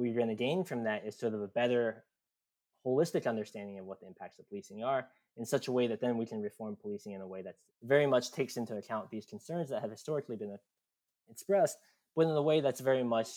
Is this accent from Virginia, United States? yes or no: yes; Virginia, United States; I grew up in Virginia